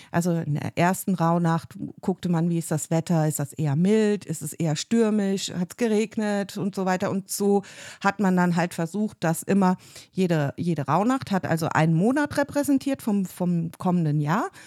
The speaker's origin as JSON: {"language": "German", "region": "Rhineland-Palatinate", "country": "Germany", "moved": "yes", "said": "ich komme ja ursprünglich aus der Pfalz"}